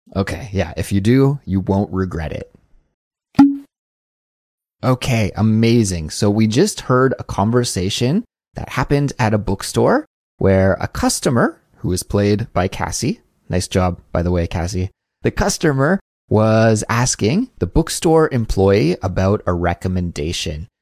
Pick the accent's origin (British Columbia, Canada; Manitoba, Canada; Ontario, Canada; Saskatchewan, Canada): British Columbia, Canada; Kelowna; moved away; I was back in my hometown in Kelowna